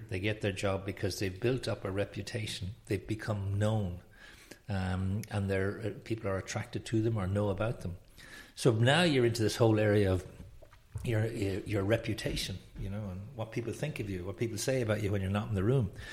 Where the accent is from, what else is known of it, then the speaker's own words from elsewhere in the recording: Dublin, Leinster, Ireland; also born or lived in France / London; I'm from Dublin, Ireland. Um, and, uh, born educated here, school, college here